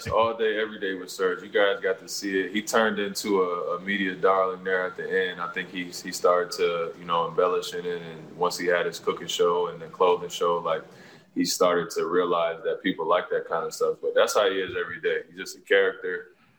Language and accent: English; Toronto, Ontario, Canada; So I'm doing work in my hometown like I always do. I'm going to continue to try to find work to do, you know, in Toronto.